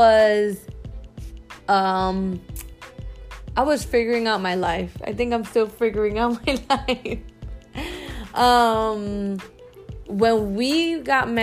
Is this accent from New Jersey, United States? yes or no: yes; Newark, New Jersey, United States; moved away as an adult; also born or lived in Dominican Republic; now in Florida, United States; I grew up in Newark. I grew up in downtown Newark